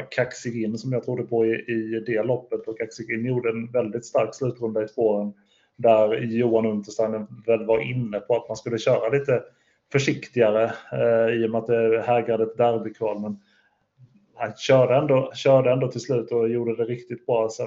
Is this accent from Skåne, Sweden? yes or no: yes; Skåne, Sweden; jag är ju från Skåne så jag kanske inte kan.